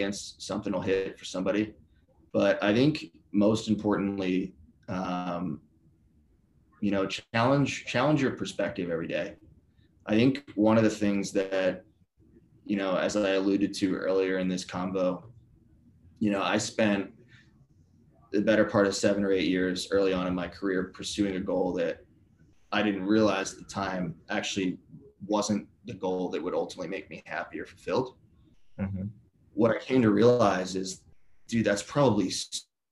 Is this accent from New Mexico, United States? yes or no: no; Philadelphia, Pennsylvania, United States; I'm from Philly, so love like Phillies, Flyers